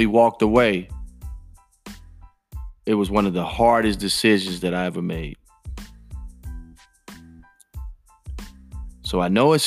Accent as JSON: {"language": "English", "town": "Chicago", "region": "Illinois", "country": "United States", "tie": "born or raised there", "said": "I was born and raised in Chicago"}